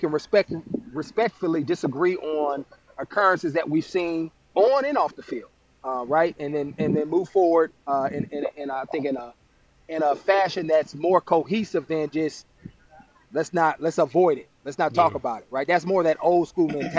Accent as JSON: {"language": "English", "town": "Oakland", "region": "California", "country": "United States", "tie": "born or raised there", "said": "my story growing up in Oakland"}